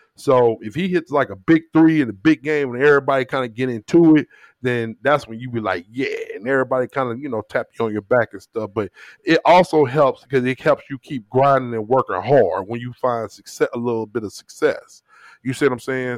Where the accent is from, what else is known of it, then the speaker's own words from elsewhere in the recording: St. Louis, Missouri, United States; My people from the South and I grew up in Saint Louis